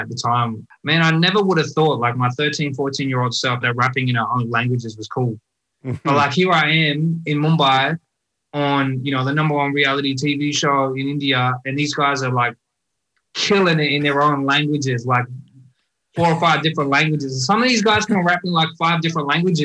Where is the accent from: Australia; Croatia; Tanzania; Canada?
Australia; first language Punjabi; English is a second language; I was born in Australia, but being a part of a migrant community in Australia